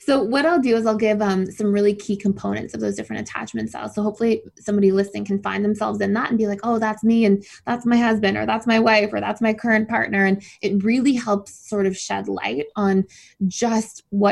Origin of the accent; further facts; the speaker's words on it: Mississauga, Ontario, Canada; moved away as an adult; also born or lived in Georgia, United States / Florida, United States; I was born in Mississauga, so just outside of Toronto